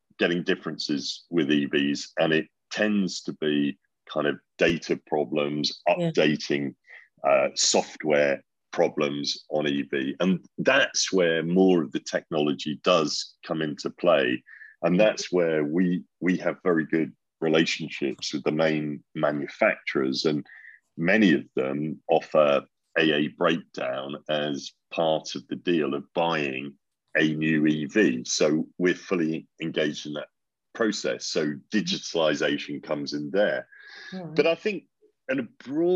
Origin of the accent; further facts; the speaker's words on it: Norwich, East of England, United Kingdom; I remember growing up in Norwich